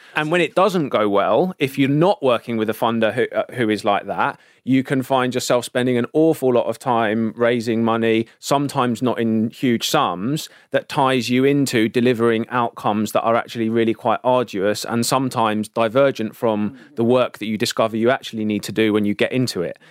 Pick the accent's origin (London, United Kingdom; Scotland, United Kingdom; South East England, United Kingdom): London, United Kingdom; growing up in South London